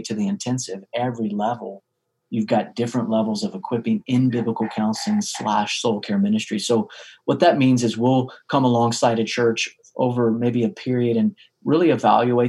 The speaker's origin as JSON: {"language": "English", "area": "central part of the States", "region": "Central United States", "country": "United States", "said": "In the central part of the States."}